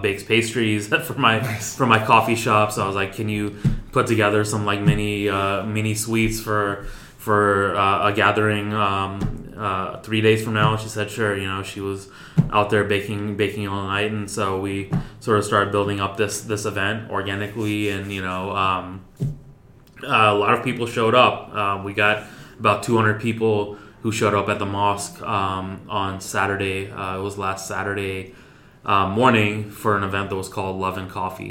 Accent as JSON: {"language": "English", "country": "United States", "said": "as American Muslims"}